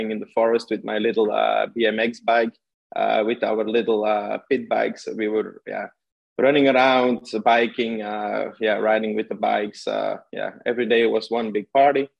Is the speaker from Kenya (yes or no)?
no; Belgium; English is a second language; also born or lived in Portugal; I'm from Belgium originally, and I'm still living here.